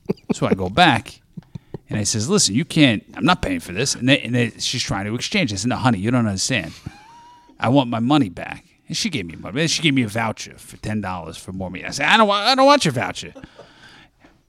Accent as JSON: {"language": "English", "region": "New Jersey", "country": "United States", "tie": "born or raised there", "moved": "yes", "said": "I grew up in New Jersey"}